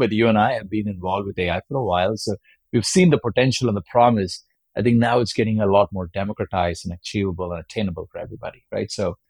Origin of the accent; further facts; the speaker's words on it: India; if you're growing up in India in the late 80s and 90s, you know, all you wanted to be was be Sachin Tendulkar or somewhere.